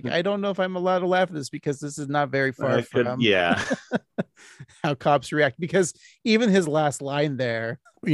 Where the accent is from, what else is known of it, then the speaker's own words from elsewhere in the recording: Portland, Oregon, United States; we're from Portland